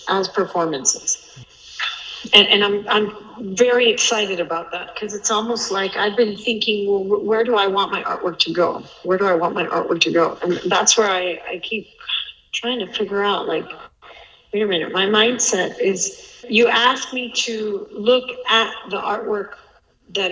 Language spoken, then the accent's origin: English; United States; growing up in the States